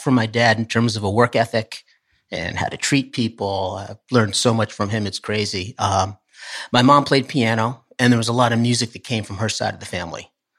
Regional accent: Poughkeepsie, New York, United States; also born or lived in Hopewell Junction; I grew up in the Poughkeepsie area.

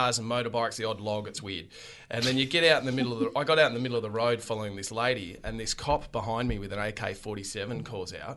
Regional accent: Australia

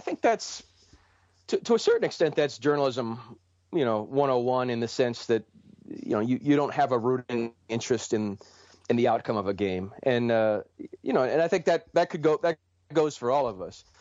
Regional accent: Cleveland, Ohio, United States; moved away as an adult; now in Detroit, United States; Cleveland, which is my hometown and where I'm from

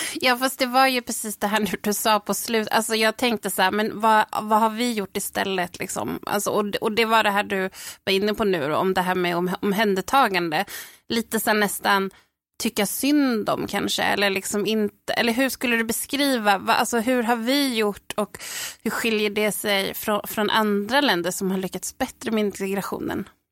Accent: Sweden; jag är ju född och uppväxt i Sverige

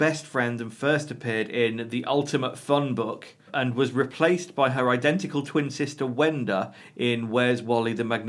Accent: South Africa; Well, I'm from South Africa and I'm looking for Willy.

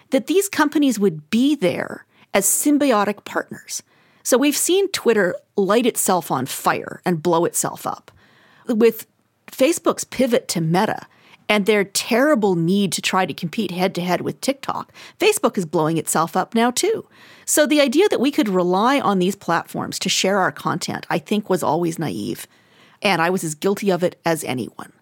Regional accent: Alberta, Canada; I'm from Alberta.

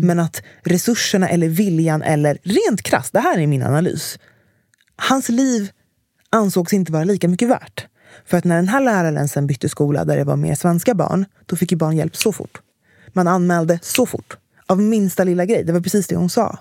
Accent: Stockholm, Stockholm County, Sweden; jag växte upp i Enskededalen

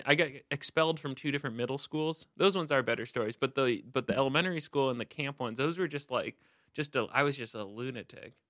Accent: Seattle, Washington, United States; I grew up in Seattle

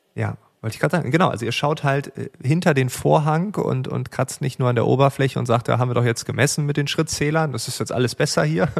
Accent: East Frisia, Lower Saxony, Germany; als Ostfriese

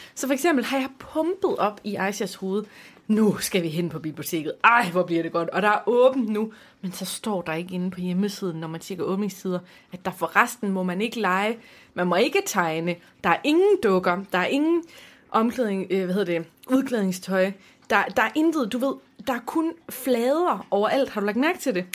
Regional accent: Aarhus, Central Denmark Region, Denmark; jeg er jo fra Aarhus

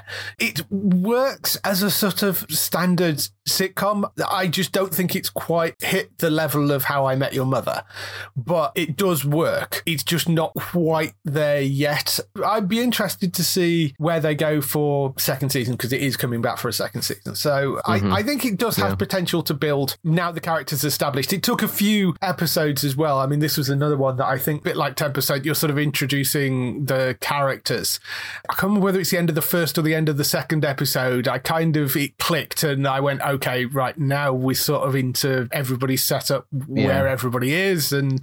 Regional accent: United Kingdom; we're British

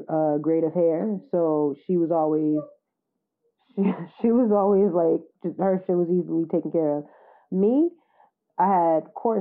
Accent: the South, United States; moved away; I was from the South.

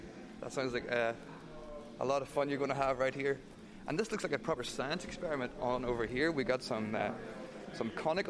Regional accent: Ireland; As an Irish person, I'd be very nervous.

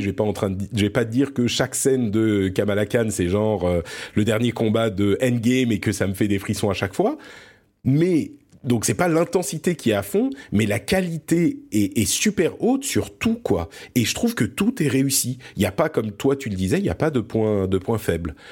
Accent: France; also born or lived in Lebanon; je suis né au Liban. et du coup, on a immigré en France quand j'étais tout petit

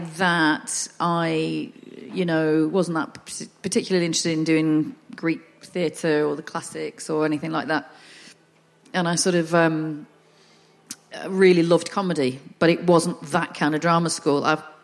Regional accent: the north of England, United Kingdom; accent: Northern; because I'm Northern

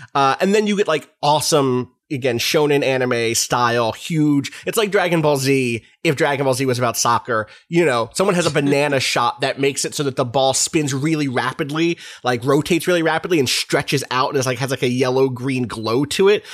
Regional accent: United States; me as an American

